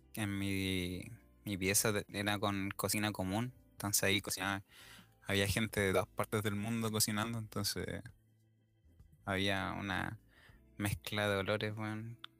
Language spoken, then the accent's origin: Spanish; Chile; nosotros en Chile somos los europeos de, Sudamérica.